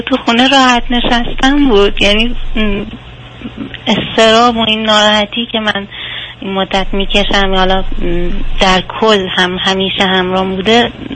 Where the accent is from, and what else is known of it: southern Iran, Iran; born or raised there